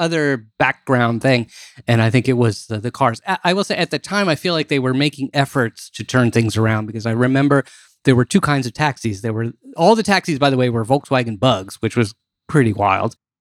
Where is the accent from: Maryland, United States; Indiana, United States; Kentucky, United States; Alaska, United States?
Maryland, United States; D.C. area; also born or lived in Washington, D.C.; growing up in Maryland, um, all right, or in D C area